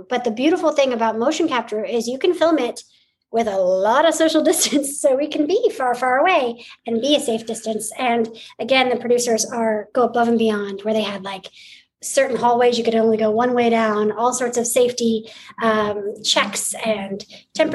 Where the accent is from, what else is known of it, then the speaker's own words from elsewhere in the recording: Montana, United States; I was born in Montana